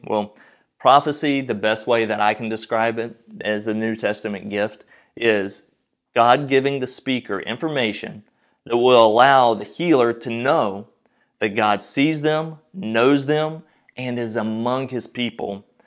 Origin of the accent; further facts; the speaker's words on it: North Carolina, United States; I grew up in North Carolina